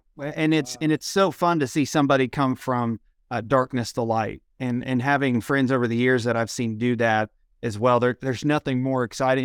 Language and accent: English; Ohio, United States; moved away; I'm from Ohio originally